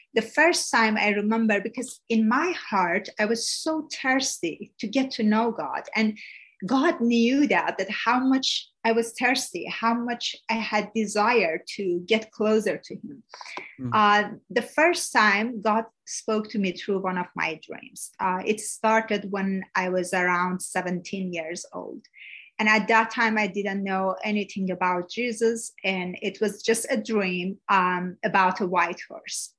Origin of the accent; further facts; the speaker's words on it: Iran; first language Persian; English is a second language; now in United States; I was born in Iran